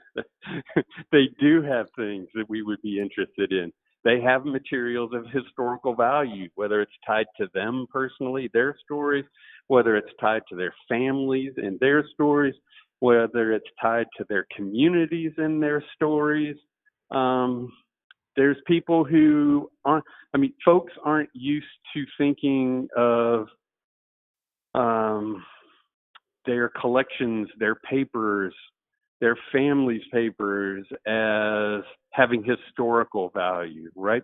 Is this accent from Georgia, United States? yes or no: yes; Atlanta, Georgia, United States; I grew up here in Atlanta